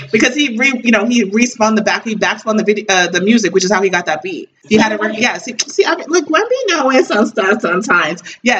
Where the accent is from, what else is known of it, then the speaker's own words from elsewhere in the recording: United States; also born or lived in New Jersey; you guys know I'm from New York, New Jersey.